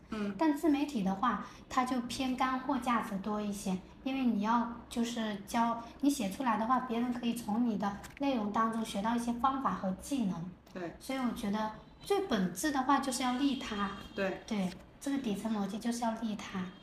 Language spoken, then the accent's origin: Chinese; Fengcheng, Jiangxi, China; now in Shenzhen, China; 我的故乡是在江西丰城。嗯。我我现在是坐标在中国第一个经济特区彭城，也就是深圳啦